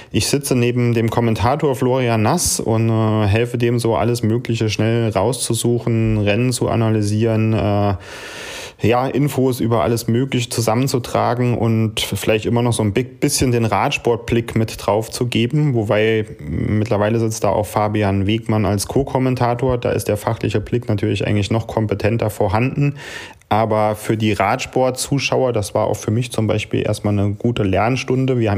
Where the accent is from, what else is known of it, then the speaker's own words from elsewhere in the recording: St. Wendel, Saarland, Germany; wir kommen da aus Saarland, St. Wendel